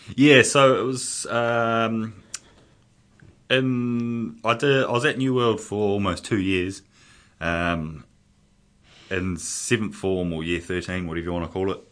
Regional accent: Porirua, Wellington, New Zealand; brought up in Porirua

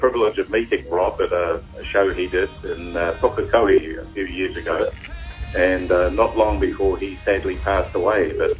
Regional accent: Germany; born there; I was born in Germany. Of course, I'm what they call an army brat, and my father was in the army, and so just after the war, I was born there

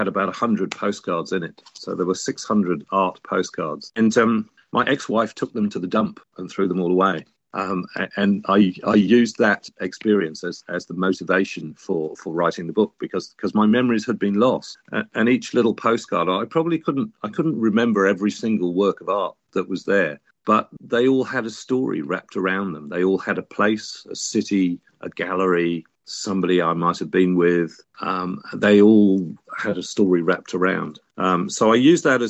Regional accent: Sheffield, Yorkshire and the Humber, United Kingdom; I was born a little way up the road in Sheffield

